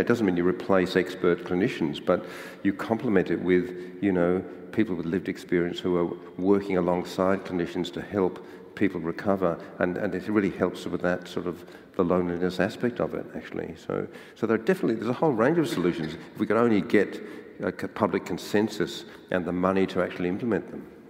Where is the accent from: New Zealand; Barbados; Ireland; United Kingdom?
Ireland; now in Australia; I was born in Ireland